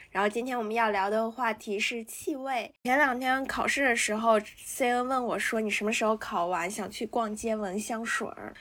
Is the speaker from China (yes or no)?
yes; northern China, China; moved away; 我作为一个北方人